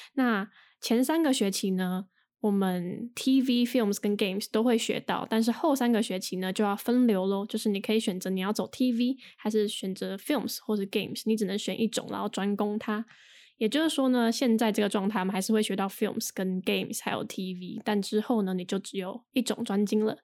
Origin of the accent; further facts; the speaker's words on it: Taiwan; 之前在，呃，台湾上就是比较传统的，嗯，国高中大学课